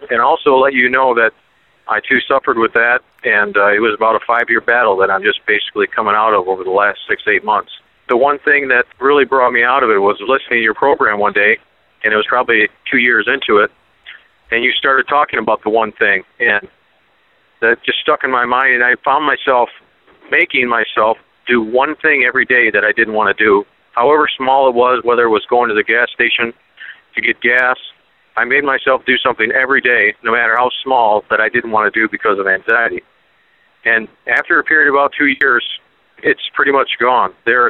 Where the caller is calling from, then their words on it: Columbiaville, Michigan, United States; I'm calling from Columbiaville, Michigan.